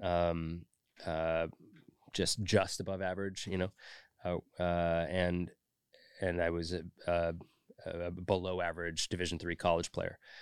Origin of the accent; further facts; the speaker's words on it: Orinda, California, United States; moved away as an adult; also born or lived in San Francisco / Schenectady, New York / Los Angeles; I was born in San Francisco in the city proper and then raised in the East Bay in a little town called Orinda